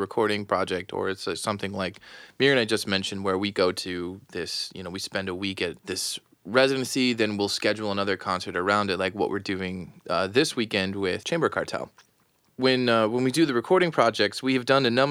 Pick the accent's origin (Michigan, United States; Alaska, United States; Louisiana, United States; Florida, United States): Florida, United States; South; now in Rochester, United States; I currently live in Rochester, New York, but I'm originally from South Florida.